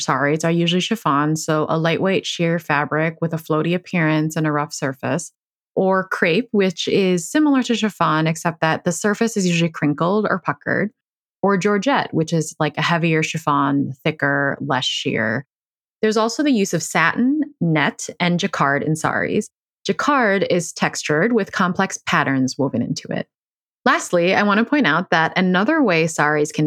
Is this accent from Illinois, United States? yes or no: yes; Chicago, Illinois, United States; I am from Chicago.